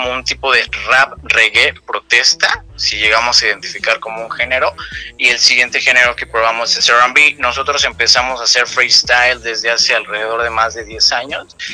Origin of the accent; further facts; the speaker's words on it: Mexico; Como buen mexicano emprendedor, pues somos este, independientes